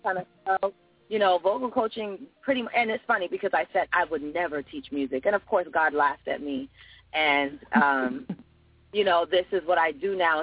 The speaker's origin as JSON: {"language": "English", "town": "Fort Lauderdale", "region": "Florida", "country": "United States", "tie": "born or raised there", "also_born_or_lived": "United Kingdom", "said": "I'm actually from the UK. I was raised in Fort Lauderdale, Florida"}